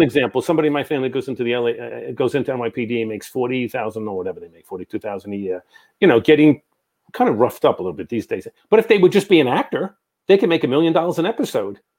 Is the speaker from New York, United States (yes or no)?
yes; New York, United States; I'm from New York